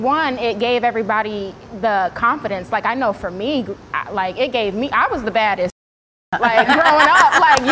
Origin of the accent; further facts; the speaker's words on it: Florida, United States; And I'm not from Miami, but I grew up in Florida.